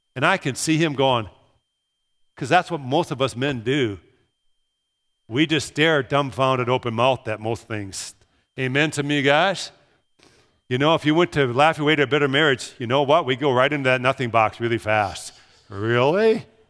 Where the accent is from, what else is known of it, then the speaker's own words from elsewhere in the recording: Brooklyn Park, Minnesota, United States; moved away as an adult; also born or lived in Pella, Iowa; Growing up in Brooklyn Park, I didn't know who lived two houses away from me